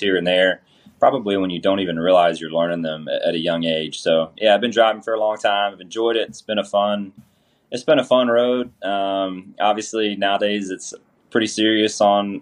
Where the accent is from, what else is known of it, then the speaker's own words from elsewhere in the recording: Georgia, United States; I'm from Georgia.